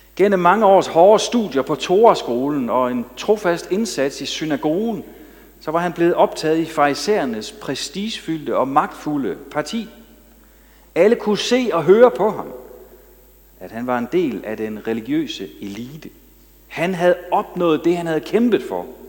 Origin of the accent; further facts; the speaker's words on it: Denmark; som jyder